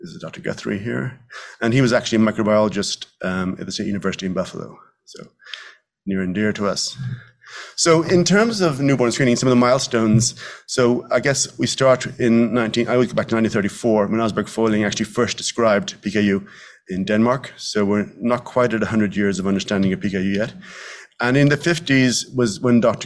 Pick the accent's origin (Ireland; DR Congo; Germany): Ireland; Dublin, Leinster; moved away as an adult; also born or lived in New York; now in Westchester, United States; as I am from Ireland, I, we speak quite quickly